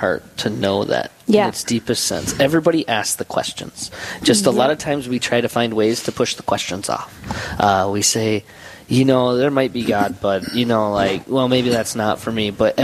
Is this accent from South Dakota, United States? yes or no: yes; Black Hills, South Dakota, United States; I was born and raised in the Black Hills